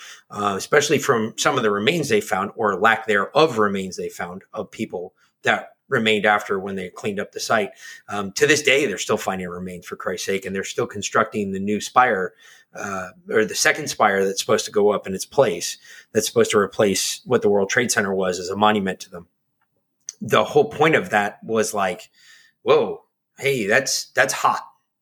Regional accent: New York, United States; moved away; I'm from New York.

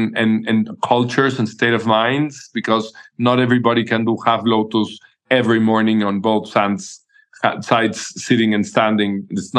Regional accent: Mexico City, Mexico; born there; I was born in Mexico City. Back then when it was not a very famous place and people were all afraid of this being a dangerous place.

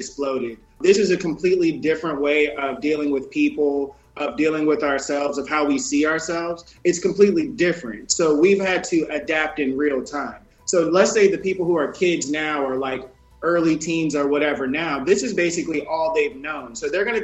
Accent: Mississippi, United States; moved away; I'm from Mississippi, I'm from the woods.

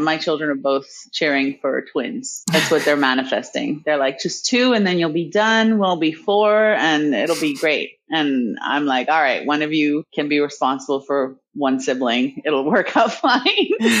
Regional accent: Tanzania; born there; But I grew up all over the world, essentially. I was born in Tanzania. That's where my mother's people are from, Nyasa and Yao.

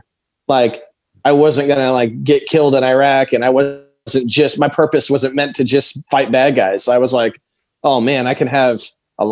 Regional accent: Alton, Illinois, United States; I was born in the Midwest, in Illinois, right on the river, in a little river town called Alton, right outside of St. Louis, Missouri

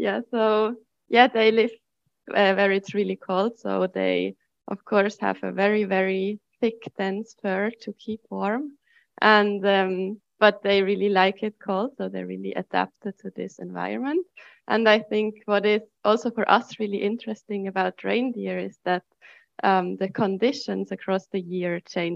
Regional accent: Lucerne, Switzerland; now in Zurich, Switzerland; I'm from Lucerne

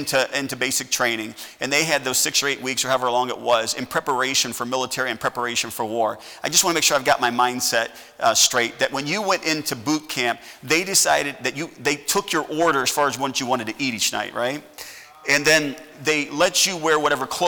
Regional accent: United States; I'm an American

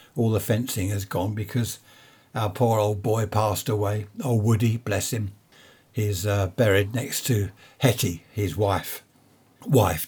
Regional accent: Carshalton, London, United Kingdom; I was born in Saint Helier Hospital, if anyone knows it. Carl Shorten, up in Surrey there

